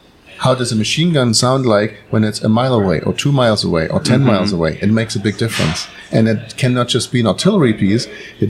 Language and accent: English; near Chemnitz, Leipzig in Saxony, Germany; moved away as an adult; now in Iowa, United States; So I'm originally from East Germany. Mm-hmm. I was born in the former East zone of Germany. So by Chemnitz, Leipzig in Saxony.